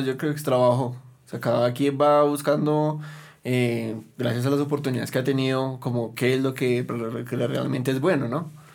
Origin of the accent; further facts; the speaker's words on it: Bogotá, Bogotá Capital District, Colombia; nos representara como bogotanos